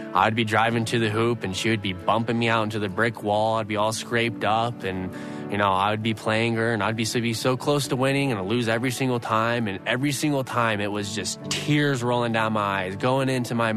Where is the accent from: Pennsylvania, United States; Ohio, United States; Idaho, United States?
Idaho, United States; Growing up in Idaho